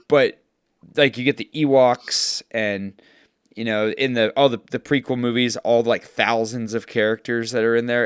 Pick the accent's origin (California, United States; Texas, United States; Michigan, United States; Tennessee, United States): Texas, United States; I grew up in Texas